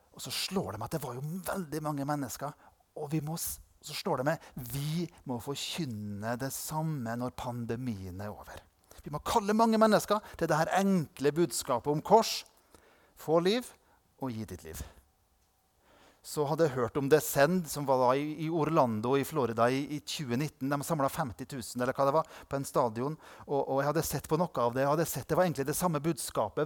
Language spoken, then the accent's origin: Norwegian; Indre Nordmøre, Møre og Romsdal, Norway; der jeg kommer fra, på Indre Nordmøre, der har vi to lokalaviser.